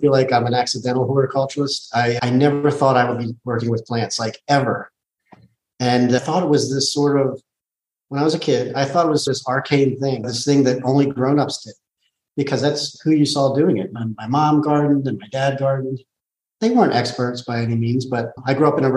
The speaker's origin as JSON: {"language": "English", "area": "Southern Lancaster County", "region": "Pennsylvania", "country": "United States", "tie": "born or raised there", "also_born_or_lived": "the Deep South", "moved": "as an adult", "lives_now": "Philadelphia, United States", "said": "We grew up in Southern Lancaster County"}